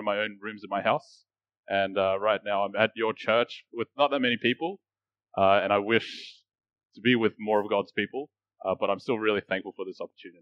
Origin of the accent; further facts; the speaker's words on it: Australia; I grew up in Australia